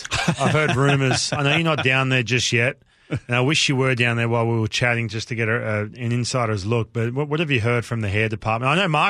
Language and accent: English; Australia; moved away; I'm from Australia.